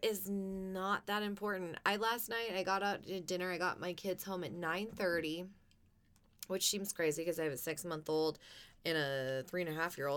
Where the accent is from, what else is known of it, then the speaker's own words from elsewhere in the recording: United States; I love being an American